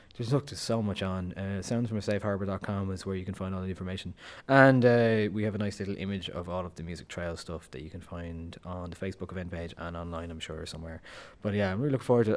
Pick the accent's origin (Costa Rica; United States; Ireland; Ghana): Ireland; Dublin, Leinster; I'm from Dublin, I'm supposed to hate Cork